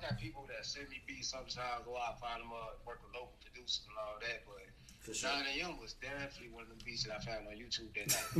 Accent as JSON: {"language": "English", "town": "East St. Louis", "region": "Illinois", "country": "United States", "also_born_or_lived": "Madison, Illinois", "said": "I'm from East St. Louis, Illinois, originally. Put on for Madison, Illinois, though, you know, that's my people."}